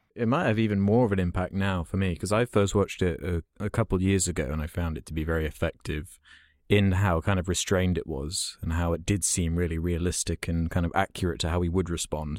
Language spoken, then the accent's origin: English; United Kingdom; I obviously am British